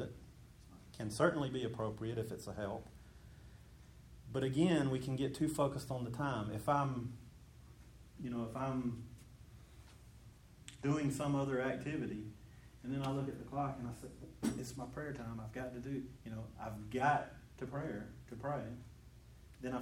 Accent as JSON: {"language": "English", "region": "Georgia", "country": "United States", "tie": "born or raised there", "said": "I grew up in Mayberry, even though it was Georgia. I grew up in a Mayberry kind of a place."}